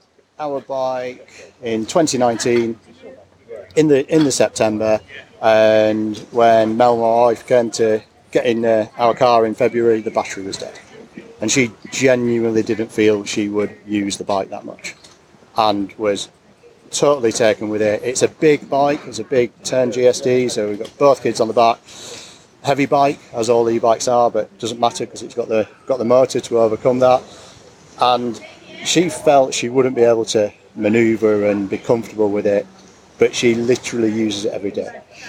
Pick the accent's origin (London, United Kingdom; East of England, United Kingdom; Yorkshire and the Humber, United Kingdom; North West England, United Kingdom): Yorkshire and the Humber, United Kingdom; Harrogate; I'm from Harrogate.